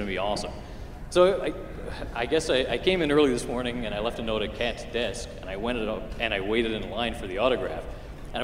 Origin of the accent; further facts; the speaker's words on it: Canada; I'm from Canada.